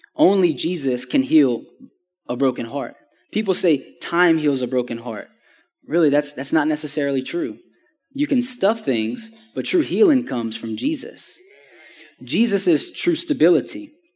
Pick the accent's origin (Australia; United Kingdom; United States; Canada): United States; Houma, Louisiana; I'm originally from Homa, Louisiana, which is about two hours south of here